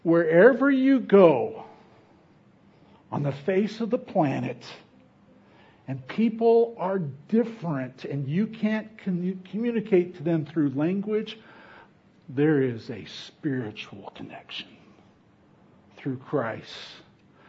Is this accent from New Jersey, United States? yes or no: no; Fresno, California, United States; moved away; I grew up in Fresno